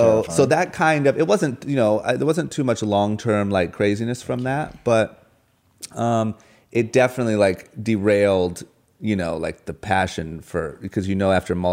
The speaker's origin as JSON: {"language": "English", "town": "Tacoma", "region": "Washington", "country": "United States", "tie": "born or raised there", "moved": "yes", "said": "mansion is uh, is the polar opposite of where I grew up. Same with Tacoma, Washington."}